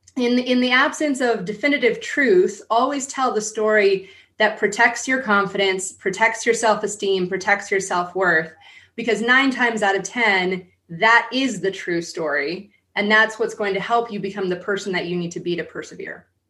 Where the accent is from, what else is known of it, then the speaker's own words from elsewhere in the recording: San Diego, California, United States; I grew up in San Diego.